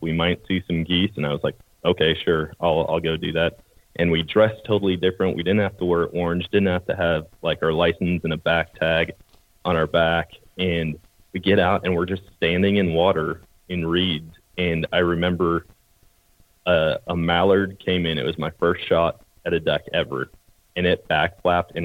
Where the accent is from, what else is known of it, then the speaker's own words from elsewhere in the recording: Eau Claire, Wisconsin, United States; moved away; I grew up in Wisconsin, Eau Claire, Wisconsin, and born and raised there